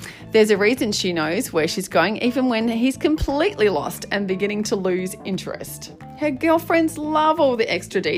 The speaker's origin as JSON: {"language": "English", "country": "Australia", "said": "where I'm bravely journeying the world of being an Aussie male. And not just an Aussie male, but one in a relationship with a woman."}